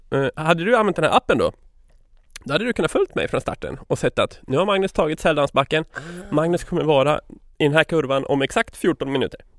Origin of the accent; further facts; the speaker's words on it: Gothenburg, Västra Götaland, Sweden; accent: Gothenburg Swedish; Vad är det för fel på min göteborgska förresten?